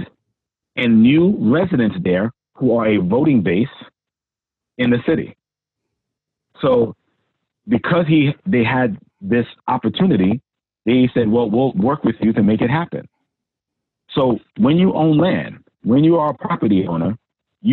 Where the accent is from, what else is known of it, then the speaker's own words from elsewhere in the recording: New York City, New York, United States; I grew up in Hollis